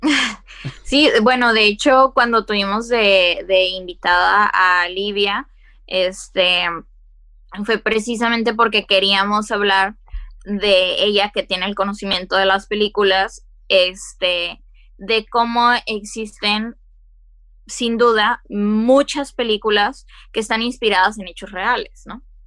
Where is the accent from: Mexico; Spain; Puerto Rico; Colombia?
Mexico; estando en frontera, que no nos olvidemos de que somos mexicanos